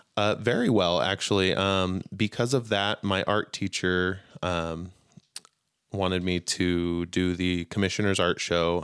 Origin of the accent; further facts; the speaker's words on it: Utah, United States; I grew up mostly in Utah